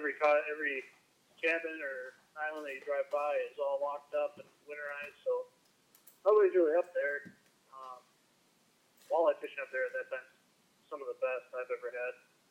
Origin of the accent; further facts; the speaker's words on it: Minnesota, United States; I'm from Minnesota.